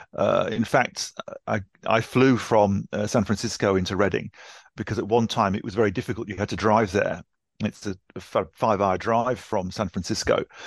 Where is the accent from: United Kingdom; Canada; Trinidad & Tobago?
United Kingdom; Newcastle upon Tyne, North East England; now in Ashford, United Kingdom; I grew up in Newcastle